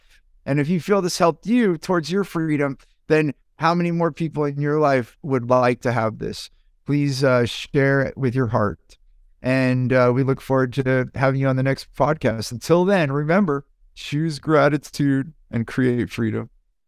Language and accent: English; United States; I grew up in the United States through modern society to work, work, work, work, work. I came from immigrant families, work, work, work, work, work.